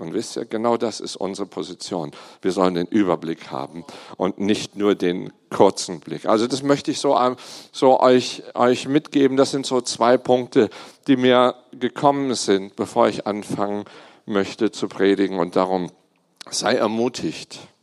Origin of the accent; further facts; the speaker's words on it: Germany; ich bin Deutscher